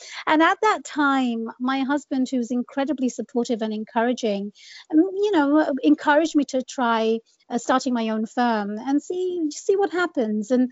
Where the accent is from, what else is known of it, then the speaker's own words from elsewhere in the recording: England, United Kingdom; moved away as an adult; also born or lived in Bangladesh / London; now in United States; I grew up in England. I was born and raised in the UK.